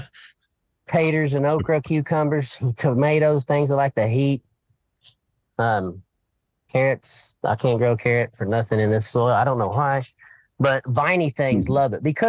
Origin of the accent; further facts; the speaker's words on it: Oklahoma, United States; I'm from Oklahoma